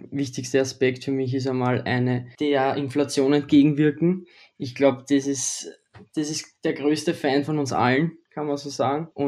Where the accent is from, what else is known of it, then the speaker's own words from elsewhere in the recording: Austria; ich bin aus Österreich, ich bin 19 Jahre alt und wohne in der Nähe von Wien.